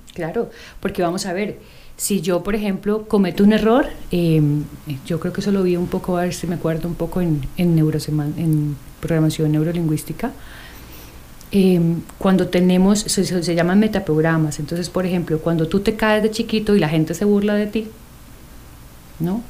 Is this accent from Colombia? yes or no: yes; Colombia; moved away; yo soy colombiana